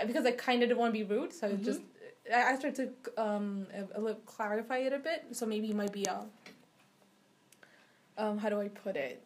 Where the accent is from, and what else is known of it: Ethiopia; English is a second language; moved away as an adult; also born or lived in Seattle, United States